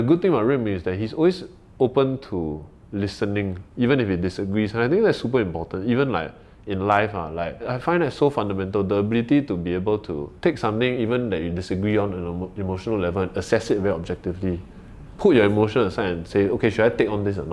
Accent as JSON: {"language": "English", "country": "Malaysia", "moved": "yes", "lives_now": "Singapore", "said": "I'm a foreigner, right? I'm a Malaysian, but I'm a PR here."}